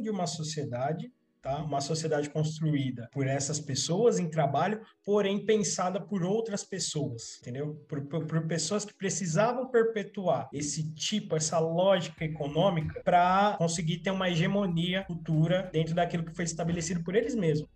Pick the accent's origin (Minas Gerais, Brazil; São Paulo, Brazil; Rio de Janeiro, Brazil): São Paulo, Brazil; Eu nasci, cresci na zona sul de São Paulo, bairro normalzinho.